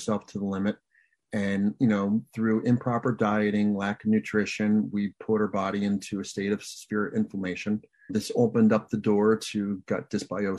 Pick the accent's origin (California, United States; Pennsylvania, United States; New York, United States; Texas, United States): Pennsylvania, United States; moved away as an adult; now in Michigan, United States; I'm originally from Pennsylvania